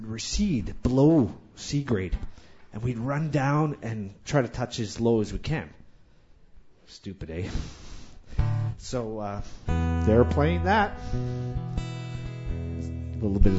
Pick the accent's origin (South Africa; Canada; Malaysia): Canada; Churchill, Manitoba; moved away; I grew up in Churchill, Manitoba, polar bear capital of the world.